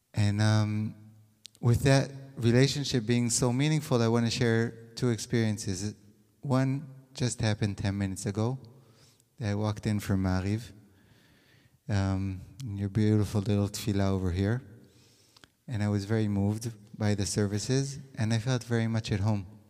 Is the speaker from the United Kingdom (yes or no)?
no; Israel; also born or lived in California, United States; I was born in California. I made Aliyah when I was six months old. I was a very young Zionist. um, and I grew up in Israel